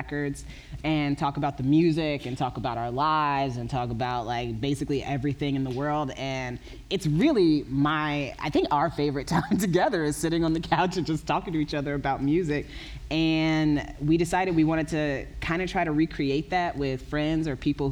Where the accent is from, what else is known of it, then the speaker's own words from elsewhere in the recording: Indiana, United States; I grew up in Indiana.